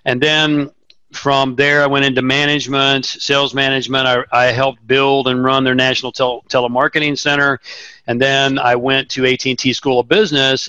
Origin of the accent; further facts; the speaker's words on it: Tulsa, Oklahoma, United States; I grew up in Tulsa, Oklahoma